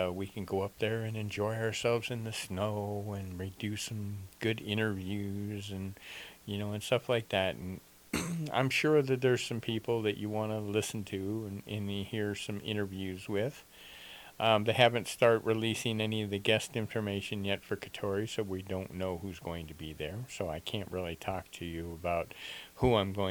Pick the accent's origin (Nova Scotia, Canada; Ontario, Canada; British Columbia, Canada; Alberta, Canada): Nova Scotia, Canada; also born or lived in southern Arizona, United States; now in Arizona, United States; I was raised in Nova Scotia, Canada